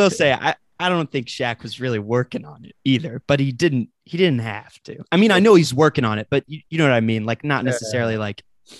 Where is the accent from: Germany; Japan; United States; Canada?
United States; Dallas, Texas; I grew up in Dallas. I'm a massive Mavs fan